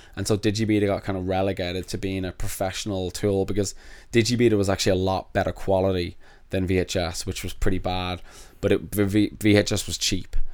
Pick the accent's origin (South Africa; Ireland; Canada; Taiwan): Ireland; Dublin, Leinster; moved away as an adult; also born or lived in London, United Kingdom; now in United States; I moved from London to Dublin and had an accent